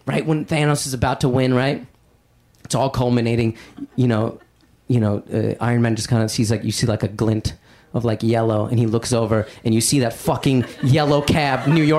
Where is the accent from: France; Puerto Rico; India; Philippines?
India; I'm Indian, and like in all those movies, there's like one Indian guy in like 22 movies